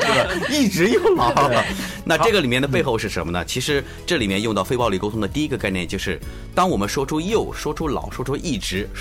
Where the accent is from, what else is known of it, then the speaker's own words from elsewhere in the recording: China; 嗯，这又带来另外一个我们中国人非常欠缺的一个问题。